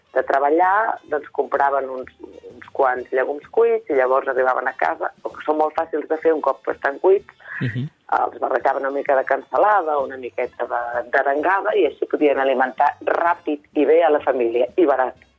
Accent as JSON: {"language": "Catalan", "area": "Vallès Oriental", "region": "Catalonia", "country": "Spain", "said": "jo soc del Vallès Oriental"}